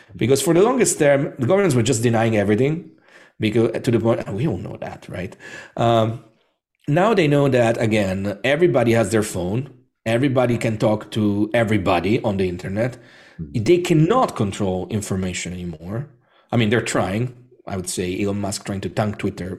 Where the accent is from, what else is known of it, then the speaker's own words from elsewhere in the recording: Rome, Lazio, Italy; I'm Italian, so I was born and bred in Rome.